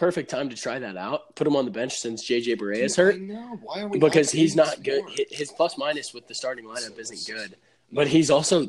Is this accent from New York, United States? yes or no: no; Dallas, Texas, United States; since we're all from the Dallas area